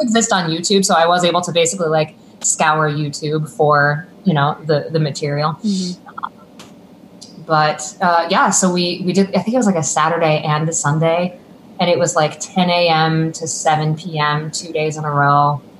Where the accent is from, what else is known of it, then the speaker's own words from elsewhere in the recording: Buffalo, New York, United States; now in Boston, United States; From Buffalo.